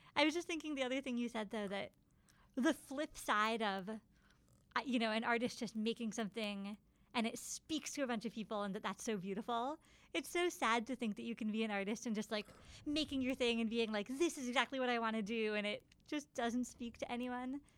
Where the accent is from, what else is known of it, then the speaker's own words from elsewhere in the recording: Ithaca, New York, United States; I grew up in Ithaca, so I would always go see musicals at the Hanger Theater